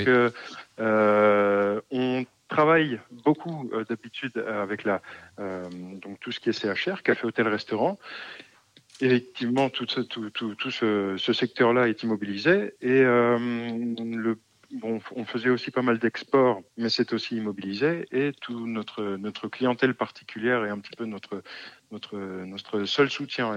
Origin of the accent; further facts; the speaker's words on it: Alsace, Grand Est, France; moved away as an adult; also born or lived in Romania; je suis originaire d'Alsace, mais en dehors du vignoble alsacien.